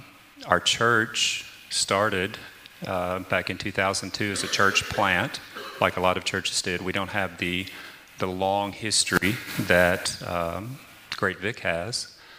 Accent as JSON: {"language": "English", "region": "the South", "country": "United States", "tie": "born or raised there", "said": "and I grew up in the South, like I said"}